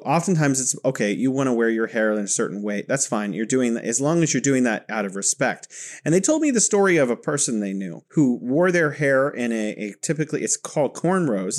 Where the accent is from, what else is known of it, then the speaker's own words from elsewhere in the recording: California, United States; now in Wuhan, China; I'm originally from California and living here in beautiful Wuhan, China